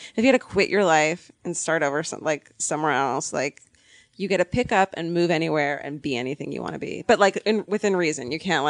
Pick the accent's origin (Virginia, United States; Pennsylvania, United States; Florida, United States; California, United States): California, United States; Orange County; now in Los Angeles, United States; I'm from Orange County, but and I fucking hate it.